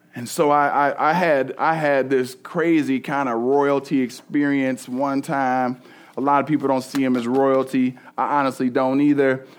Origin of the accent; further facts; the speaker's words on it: East Cleveland, Ohio, United States; I'm from East Cleveland originally, all, like, all black hood